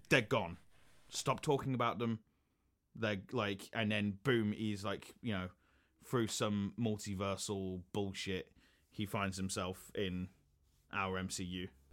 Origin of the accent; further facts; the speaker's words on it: United Kingdom; some pubs, like in my hometown